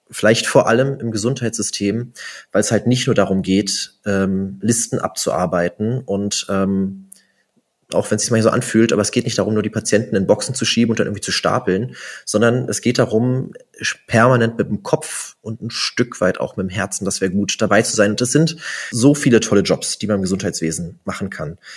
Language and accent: German; Brandenburg, Germany; now in Bochum, Germany; Nee, Bochumer Jung bin ich ja nicht, bin ja gar nicht hier geboren. Ich komme ja eigentlich aus Brandenburg.